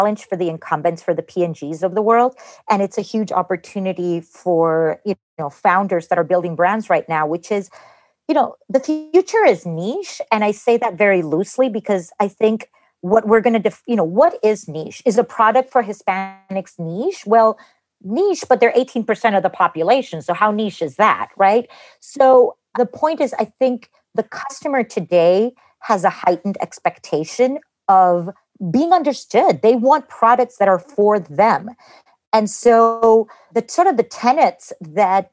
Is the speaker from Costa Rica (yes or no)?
yes; Costa Rica; I grew up in Costa Rica. My parents are Cuban